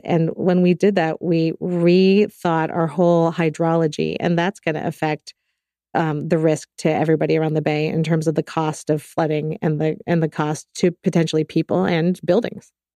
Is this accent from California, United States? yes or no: yes; Bay Area, California, United States; I grew up in the Bay Area